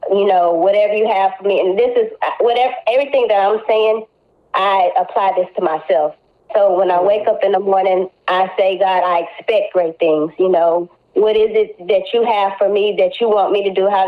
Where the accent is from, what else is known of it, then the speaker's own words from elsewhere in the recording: Corsicana, Texas, United States; also born or lived in Houston; to come from Corsicana, that's like my home. I love Corsicana.